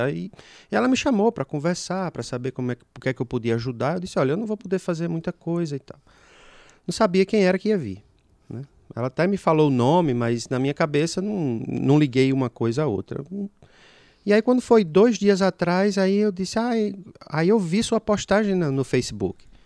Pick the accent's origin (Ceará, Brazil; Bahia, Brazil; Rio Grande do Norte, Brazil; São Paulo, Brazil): Rio Grande do Norte, Brazil; Natal; accent: Potiguar; E o meu sotaque, obviamente, vocês já perceberam, como ele também já muito bem falou, Potiguar, lá da cidade de Natal